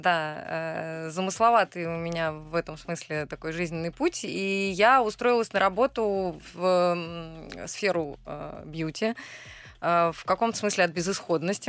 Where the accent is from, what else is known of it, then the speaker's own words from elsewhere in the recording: Kursk, Kursk Oblast, Russia; moved away; я э, родилась в Центральном Черноземье, в городе Курск